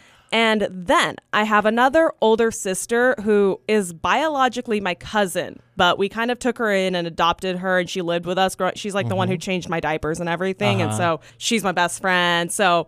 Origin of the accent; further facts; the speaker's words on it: Bakersfield, California, United States; also born or lived in Arvin; Technically, when I was born in Bakersfield, Mercy Hospital, but my family was actually living in Arvin at the time. We officially moved into like Bakersfield when I was about 2 years old. And that's pretty much where I've grown up.